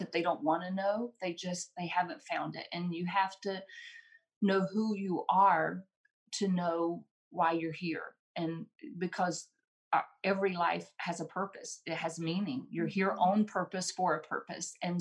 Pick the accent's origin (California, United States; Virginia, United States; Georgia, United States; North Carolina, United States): North Carolina, United States; Randleman; I grew up in Randleman, which is the hometown of Richard Petty